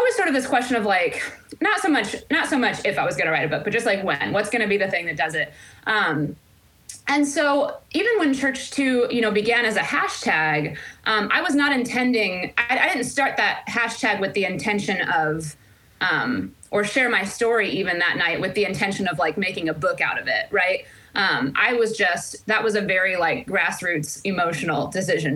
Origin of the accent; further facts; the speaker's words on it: Central Illinois, United States; moved away as an adult; also born or lived in Chicago, Illinois / Phoenix, Arizona; now in Nashville, United States; grew up in the Midwest. I grew up in Central Illinois